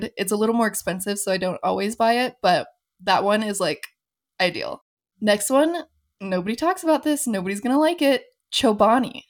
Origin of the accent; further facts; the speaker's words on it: Phoenix, Arizona, United States; moved away as an adult; also born or lived in Los Angeles; now in Denver, United States; I was born and raised in Phoenix